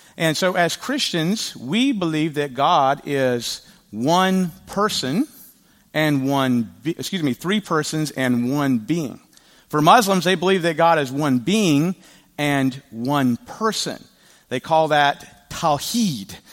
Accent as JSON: {"language": "English", "region": "the South", "country": "United States", "said": "I am from the South"}